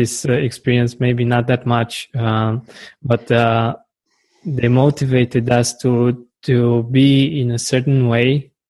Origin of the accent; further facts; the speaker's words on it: Romania; here in Romania